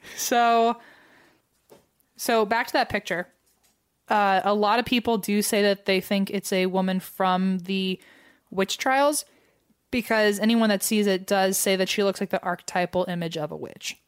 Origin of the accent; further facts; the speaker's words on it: United States; as an American